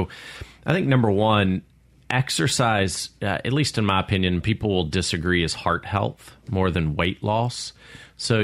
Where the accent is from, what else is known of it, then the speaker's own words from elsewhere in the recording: Clinton, Mississippi, United States; I'm a local. I grew up in Clinton, Mississippi, graduated from Clinton High School